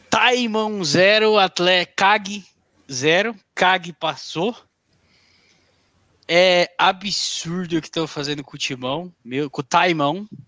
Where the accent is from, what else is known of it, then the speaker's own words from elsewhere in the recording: Goiânia, Goiás, Brazil; Boa noite, sou, sou goianiense.